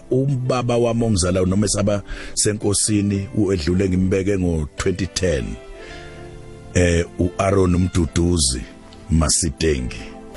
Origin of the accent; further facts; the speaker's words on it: Nquthu, KwaZulu-Natal, South Africa; la engivela khona ngizalwa enquthu endaweni yasemaduladula abakithi ke abaningi … ngobuningi bavela egoqwaneni endaweni yakhona enquthu ngakomphondi